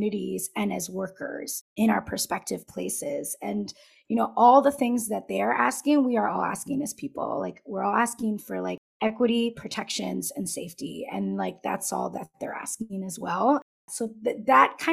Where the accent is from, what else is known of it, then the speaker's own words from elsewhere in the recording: Southern California, United States; first language Spanish; English is a second language; moved away; I grew up in Southern California